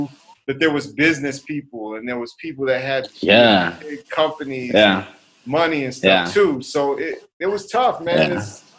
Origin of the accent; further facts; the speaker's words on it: United States; I had the American mother, the African father, born and raised in the United States, had never been to Europe, had never been to Africa.